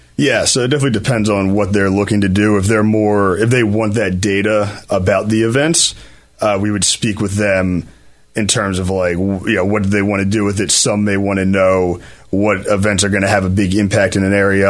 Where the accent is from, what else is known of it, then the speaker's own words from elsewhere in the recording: Philadelphia, Pennsylvania, United States; I grew up in Chestnut Hill, uh, right in Philly